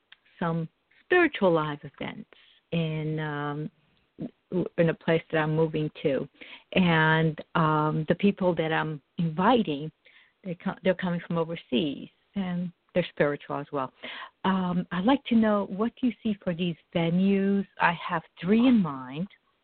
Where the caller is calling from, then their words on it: New Jersey, United States; I'm calling from New Jersey.